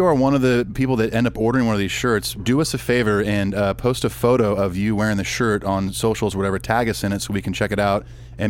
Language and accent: English; Southern California, United States; being from Southern California